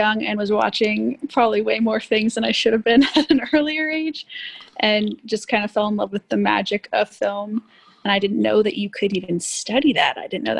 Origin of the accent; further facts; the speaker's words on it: Texas, United States; also born or lived in Miami; Born in Miami. I'm Cuban, so that makes sense. But my family moved to Texas after Hurricane Andrew.